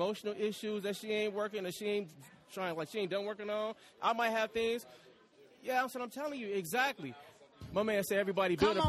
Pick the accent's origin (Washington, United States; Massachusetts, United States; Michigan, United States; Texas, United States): Michigan, United States; Detroit; now in Atlanta, United States; I'm from Detroit.